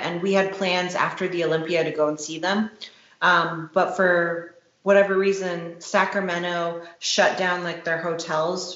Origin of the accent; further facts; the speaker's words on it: Toronto, Ontario, Canada; the Toronto Pro Show as well, because that's like my hometown